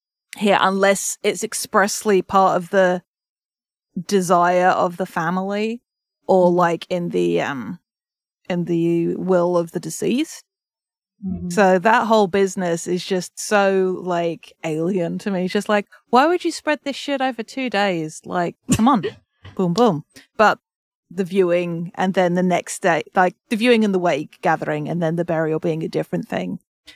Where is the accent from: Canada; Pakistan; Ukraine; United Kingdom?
United Kingdom; I'm British